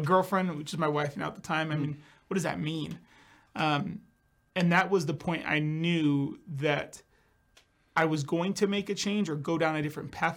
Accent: California, United States; also born or lived in Scottsdale, Arizona; now in Boise, United States; I moved to Scottsdale from California, so I'm originally from California.

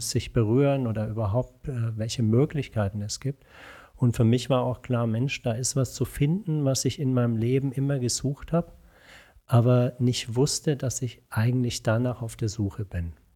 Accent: Franconia, between Nuremberg and Würzburg, Bavaria, Germany; also born or lived in Pforzheim / Erlangen; now in Bonn, Germany; mit zwei Jahren sind meine Eltern nach Franken gezogen, mhm. zwischen Nürnberg und Würzburg. Und dort bin ich dann auch zur Schule gegangen

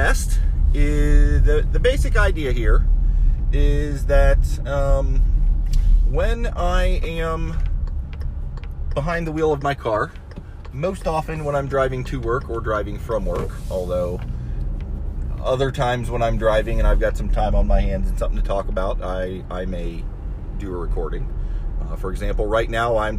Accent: Ohio, United States; moved away as an adult; also born or lived in Florida; I grew up in Ohio

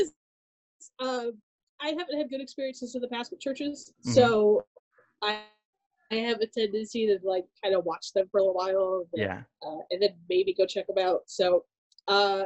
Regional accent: San Bernardino, California, United States; first language Arabic; English is a second language; I was born and raised in Southern California, uh-huh. In the San Bernardino area

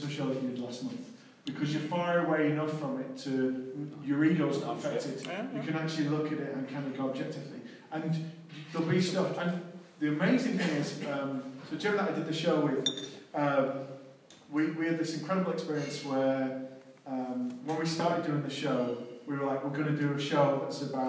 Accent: Manchester, North West England, United Kingdom; I'm born and bred in Manchester

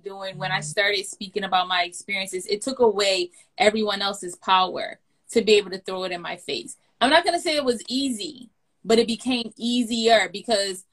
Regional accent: Baltimore, Maryland, United States; moved away; I'm born and raised in Baltimore, and I did not want to come back to Baltimore

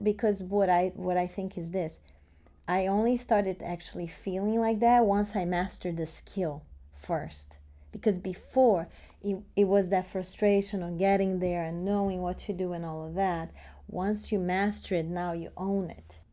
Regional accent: Brazil; now in United States; I grew up in Brazil, started dancing ballet at five years old

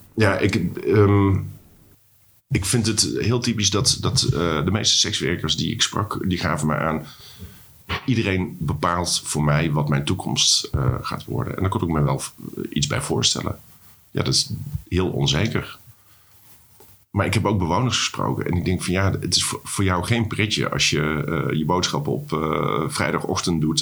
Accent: North Brabant, Netherlands; now in Amsterdam, Netherlands; als jongetje uit, eh, uit Brabant

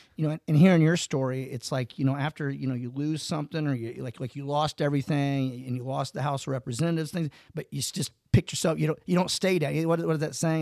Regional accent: United States; we grew up in Calhoun.

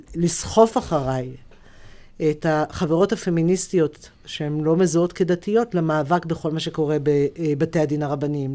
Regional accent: Jerusalem, Jerusalem District, Israel; כשאני גדלתי במאה שערים

